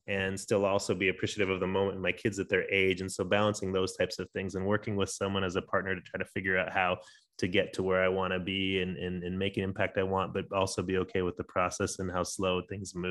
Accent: San Diego, California, United States; moved away as an adult; now in Denver, United States; I was born in Denver, but grew up in San Diego

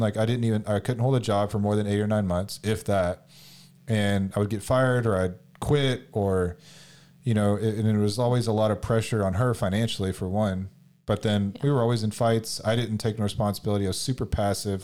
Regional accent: Houston, Texas, United States; I'm from Houston, H Town

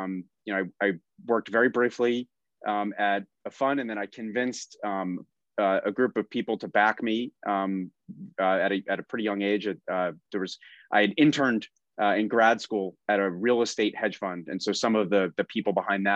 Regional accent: Boca Raton, Florida, United States; also born or lived in Fort Lauderdale, Florida; I grew up in South Florida. I was born in Fort Lauderdale, raised in Boca

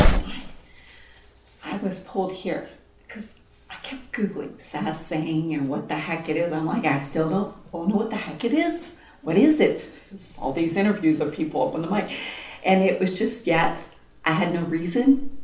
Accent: United States; I'm American

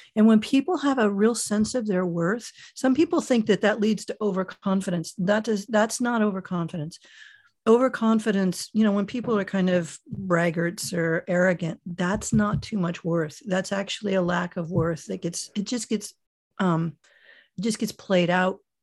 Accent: Miami, Florida, United States; moved away as an adult; also born or lived in Michigan / Germany / London / New York; now in San Francisco Bay Area, United States; I was born in Miami, Florida, only a child, and, uh, got out of there as soon as I was legally old enough to flee.

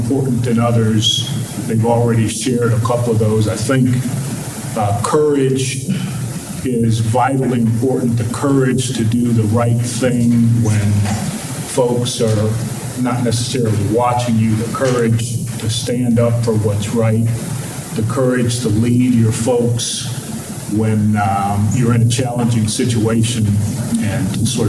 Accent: Cleveland, Ohio, United States; moved away as an adult; I was born and raised in Cleveland, Ohio.

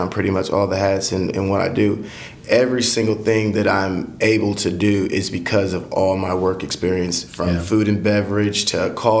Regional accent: Marion, Illinois, United States; also born or lived in Atlanta, Georgia; In Marion, born and raised in Marion. I lived here pretty much all my life

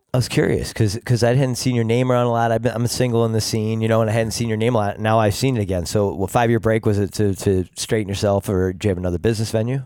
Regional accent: Greece, New York, United States; we both grew up in the Greece, each same town

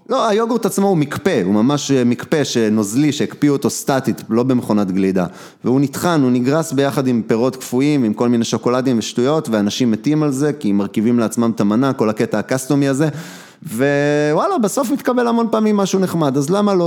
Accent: Kochav Yair, Central District, Israel; רוב הילדות שלי הייתה בכוכב יאיר

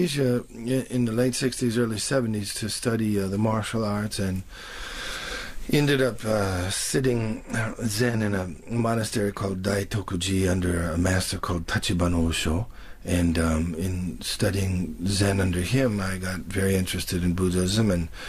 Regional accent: Detroit, Michigan, United States; in Detroit, everybody had come out of the Deep South to work in the steel mills. And so in my neighborhood, it was all Delta people from the Deep South.

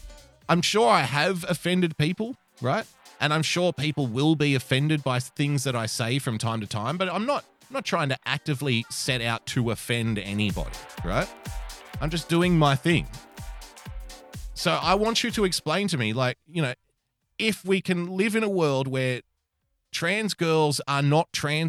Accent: India; Indian as in, hello, I'm from India.

